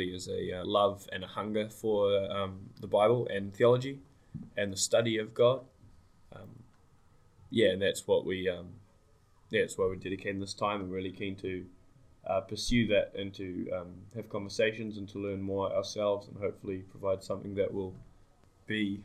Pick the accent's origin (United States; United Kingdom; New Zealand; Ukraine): New Zealand; Hamilton, Waikato; I'm grown up in Gordonton, Hamilton